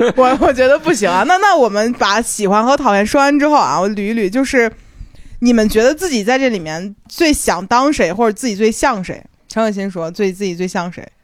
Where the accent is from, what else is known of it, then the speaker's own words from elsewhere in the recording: Shandong, China; 我们山东人的那种